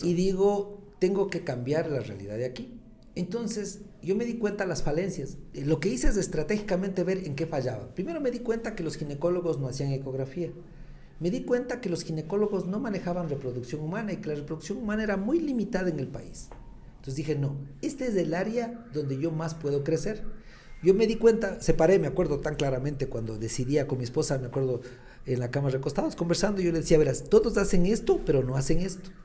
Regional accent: Latacunga, Cotopaxi, Ecuador; regresé a la Tacunga y eh, regreso a mi ciudad, a mi tierra

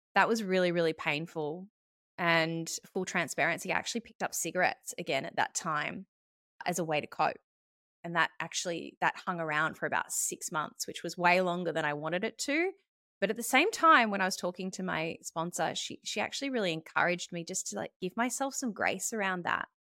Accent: Melbourne, Victoria, Australia; moved away as an adult; also born or lived in Sydney; I moved back to Melbourne, which was my hometown

